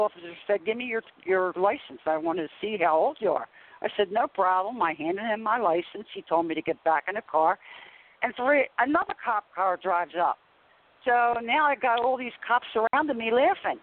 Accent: Philadelphia, Pennsylvania, United States; now in South Jersey, United States; I'm originally from South Philadelphia, and when I moved here to South Jersey

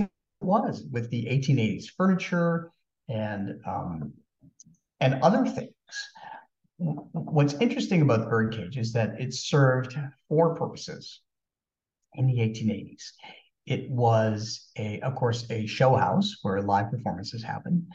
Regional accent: Maryland, United States; we were from Maryland

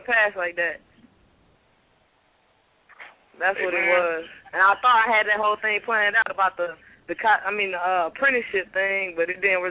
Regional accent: Midwest, United States; I'm from the Midwest.

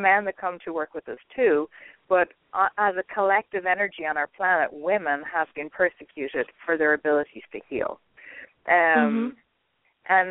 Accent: Ireland; I'm Irish

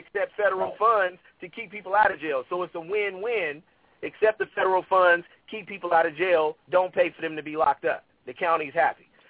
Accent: Oakland, California, United States; I grew up in West Oakland.

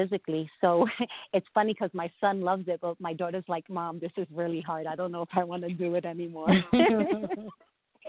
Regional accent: New York City, New York, United States; I'm from Brooklyn, New York. You know, I'm from Bushwick, and I didn't think I was ever going to even leave my neighborhood

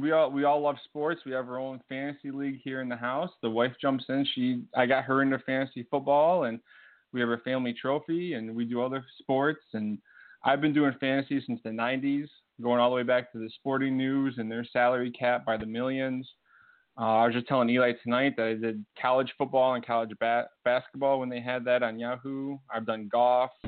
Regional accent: Pennsylvania, United States; moved away; also born or lived in Oswego, New York / Big Pond; I'm originally from Pennsylvania, and then I moved up to Oswego.

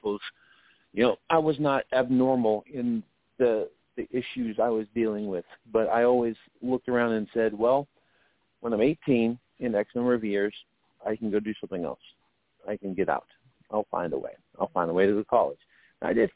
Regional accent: Lumberton, North Carolina, United States; moved away; I grew up in Lumberton, North Carolina

